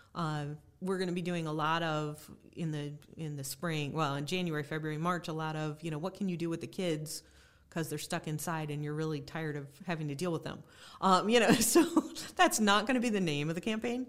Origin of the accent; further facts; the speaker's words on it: Cuyahoga County, Ohio, United States; I grew up in Cuyahoga County